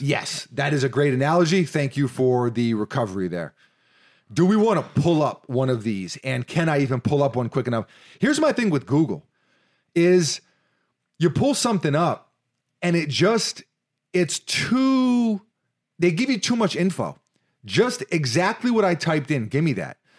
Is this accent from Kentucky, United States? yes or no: no; New York City, New York, United States; now in Florida, United States; Growing up in New York City, many basketball hoops don't have nets